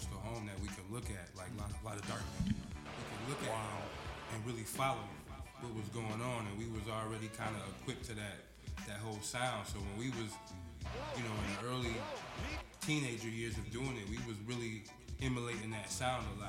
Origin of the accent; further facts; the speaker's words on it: Grand Rapids, Michigan, United States; Originally from Grand Rapids, Michigan